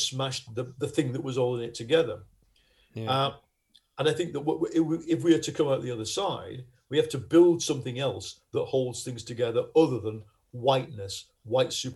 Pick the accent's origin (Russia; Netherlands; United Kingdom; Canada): United Kingdom; Lancashire, North West England; accent: Lancashire; you can hear my accent, we all speak like this. Or, I mean, they speak a lot more broader Lancashire accent than